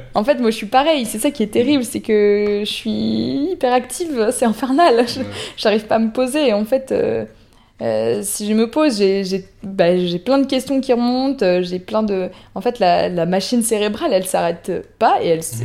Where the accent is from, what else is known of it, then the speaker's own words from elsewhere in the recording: France; chez nous en France